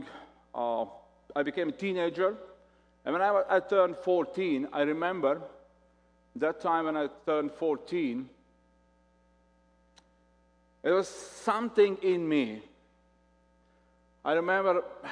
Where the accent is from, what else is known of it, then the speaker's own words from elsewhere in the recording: Latvia; English is a second language; I'm from Latvia